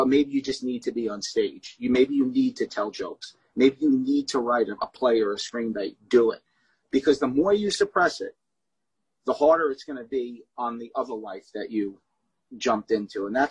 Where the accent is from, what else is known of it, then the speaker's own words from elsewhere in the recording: New York City, New York, United States; moved away as an adult; also born or lived in Red Bank, New Jersey / Matawan, New Jersey; I was in Staten Island from, I would say, at 3 and a half, 4 years old, so I was there about 30 years